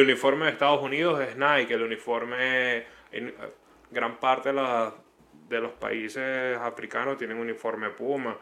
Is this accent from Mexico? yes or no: no; Venezuela; moved away; also born or lived in Chile; todos los venezolanos